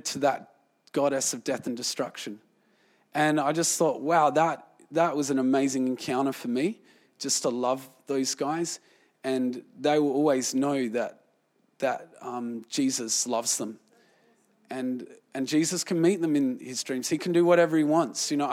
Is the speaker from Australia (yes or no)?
yes; Australia; I was from Australia